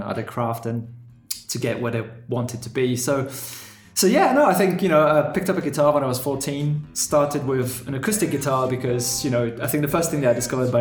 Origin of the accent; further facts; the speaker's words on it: France; moved away as an adult; also born or lived in United Kingdom / United States; now in Germany; I was born in France from a German dad and a Moroccan mum